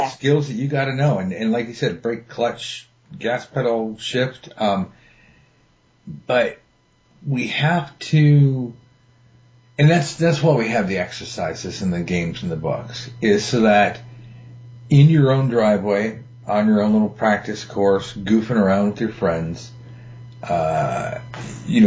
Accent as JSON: {"language": "English", "country": "United States", "said": "I'm from America"}